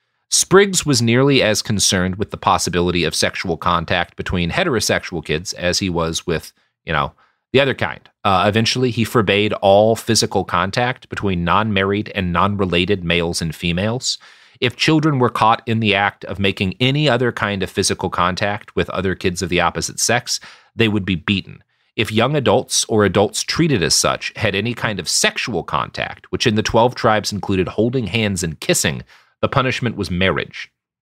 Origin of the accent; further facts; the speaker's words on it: Texas, United States; I come from Texas. I grew up on a cow farm.